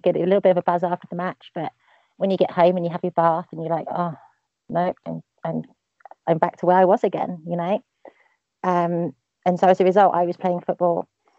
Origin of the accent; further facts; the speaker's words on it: East of England, United Kingdom; also born or lived in Milton Keynes; I moved around quite a lot. But I grew up mainly about an hour north of central London. Just outside the big M25 ring road that goes out. So it's kind of more country, kind of small town kind of thing.